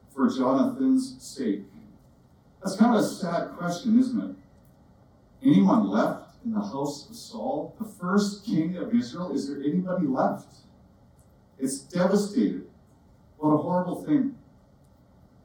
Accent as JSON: {"language": "English", "country": "Canada", "accent": "Canadian", "said": "my Canadian accent"}